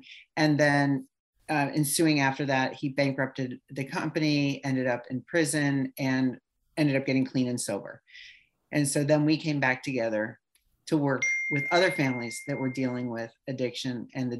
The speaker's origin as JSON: {"language": "English", "region": "California", "country": "United States", "said": "He came from New York. I came from California. We met in Minnesota at a health club."}